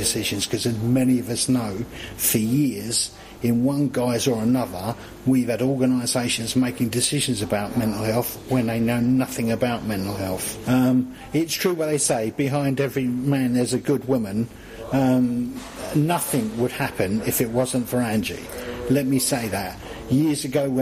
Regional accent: London, United Kingdom; accent: southern; moved away as an adult; also born or lived in Crook, North East England; London. It's my hometown

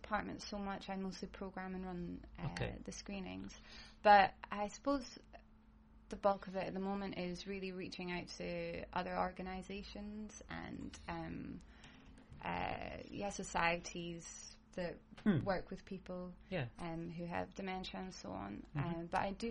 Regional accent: Edinburgh, Scotland, United Kingdom; accent: Scottish; moved away as an adult; also born or lived in Glasgow / Isle of Lewis; now in Newcastle, United Kingdom; I'm from Edinburgh. I had been living in Glasgow for a long time

